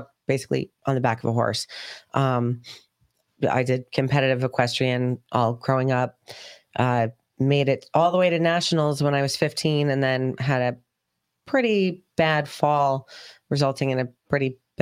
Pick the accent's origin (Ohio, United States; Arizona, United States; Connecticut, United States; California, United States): Connecticut, United States; Brookfield; we grew up in Danbury, Brookfield, Connecticut, where I grew up